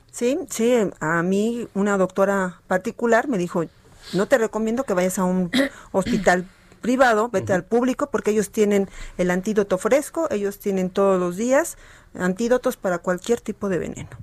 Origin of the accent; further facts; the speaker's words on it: Mexico; como buena mexicana que somos